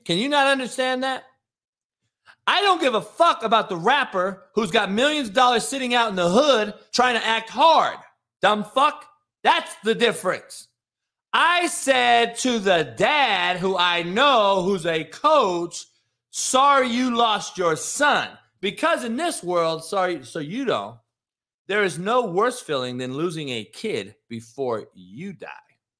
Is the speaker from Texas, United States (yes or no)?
no; Compton, California, United States; I'm from Compton